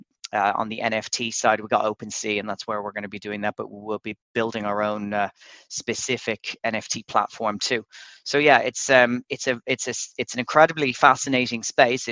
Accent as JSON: {"language": "English", "town": "Dublin", "region": "Leinster", "country": "Ireland", "moved": "as an adult", "lives_now": "Dubai, United Arab Emirates", "said": "I'm actually Irish. I'm from Dublin, but I've been living in Dubai for about the last 3 years"}